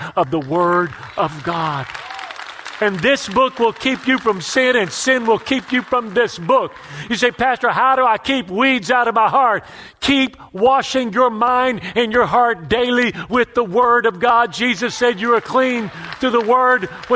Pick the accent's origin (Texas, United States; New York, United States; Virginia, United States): Texas, United States; Houston; I grew up poor in the Mexican ghetto of Houston